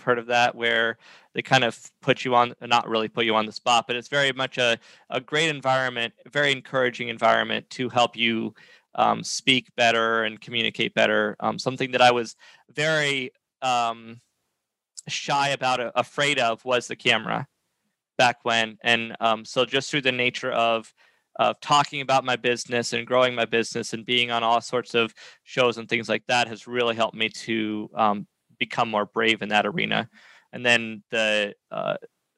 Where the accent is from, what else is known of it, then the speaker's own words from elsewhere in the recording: New Hampshire, United States; moved away as an adult; now in South Carolina, United States; I was from New Hampshire